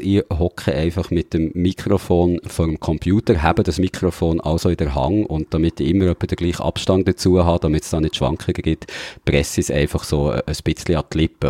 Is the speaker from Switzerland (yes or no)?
yes; Switzerland; bei uns in der Schweiz